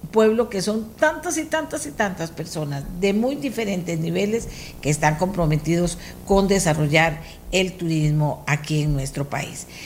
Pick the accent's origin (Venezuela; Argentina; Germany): Argentina; born there; Mi papá me la enseñó a mí desde que yo era chiquitita y nací allá en Argentina